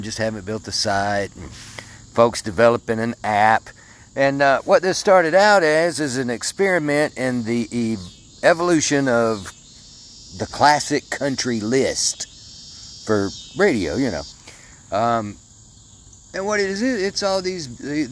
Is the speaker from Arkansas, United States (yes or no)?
yes; Mandeville, Arkansas, United States; I grew up in Mandeville, Arkansas.